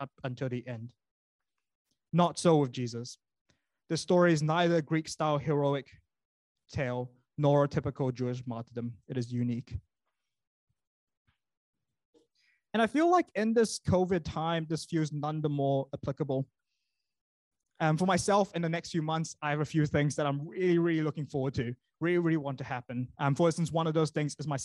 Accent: Malaysia; now in New Zealand; when I grew up in Malaysia

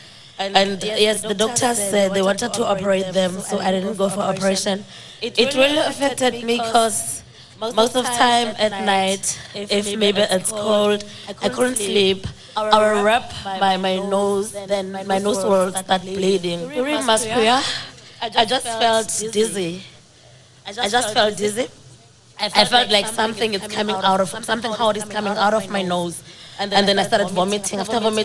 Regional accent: South Africa; I'm from South Africa.

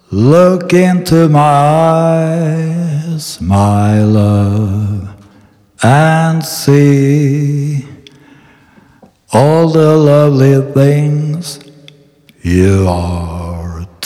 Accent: Nynäshamn, Stockholm County, Sweden; born there; Eh, jag är född 1957 i Nynäshamn.

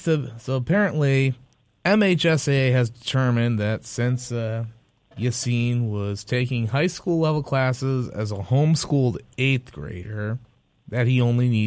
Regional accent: Michigan, United States; moved away; my home state of Michigan.

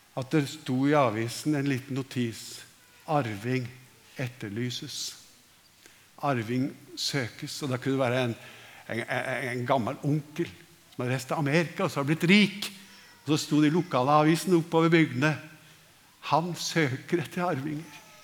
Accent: Norway; vi som nordmenn

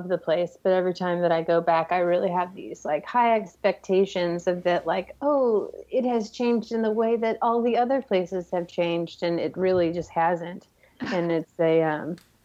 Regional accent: Bakersfield, California, United States; moved away as an adult; now in Fayetteville, United States; we sometimes go home to where I'm from, which is Bakersfield, California

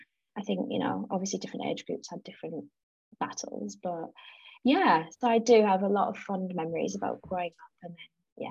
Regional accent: South Africa; And I think it's because I absolutely thrived. I'm really outdoorsy

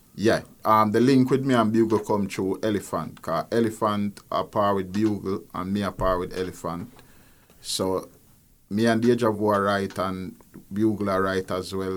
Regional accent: Kingston, Jamaica; As a child growing up in Nannyville, um, exposed to music from day one

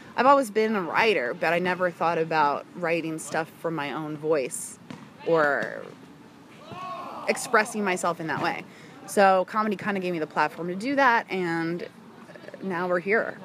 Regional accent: outside Philadelphia, Pennsylvania, United States; moved away; also born or lived in Washington, District of Columbia, United States; I was born and raised outside of Philadelphia, Pennsylvania. Okay Allentown ish

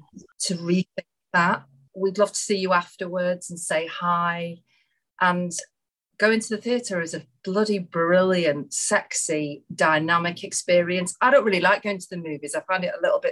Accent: Marple, North West England, United Kingdom; Marple Memories, which is the village that I lived

